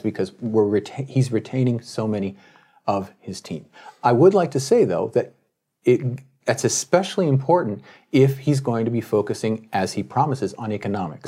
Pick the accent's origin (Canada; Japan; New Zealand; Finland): Japan; Tokyo; my hometown newspaper, the Tokyo Shinbun